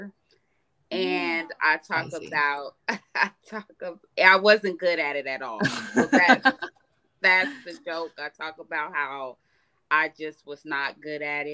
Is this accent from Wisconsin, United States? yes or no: no; Nebraska, United States; now in Las Vegas, United States; I am from Nebraska